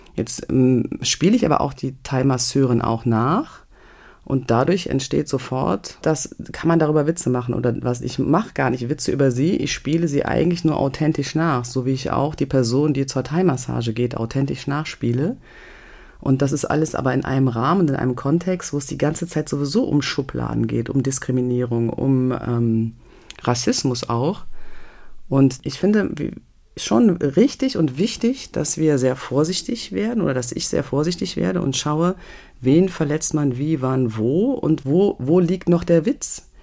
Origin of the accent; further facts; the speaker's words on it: a village in the Eifel, North Rhine-Westphalia, Germany; also born or lived in Euskirchen; Das ist meine Geburtsstadt. Also, und dann bin ich aufgewachsen in so einem Eifeldörfchen, ja, in Nöten